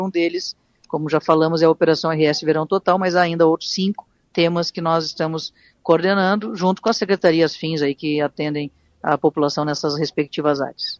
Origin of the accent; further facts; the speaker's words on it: Tramandaí, Rio Grande do Sul, Brazil; nasci e me criei em Tramandaí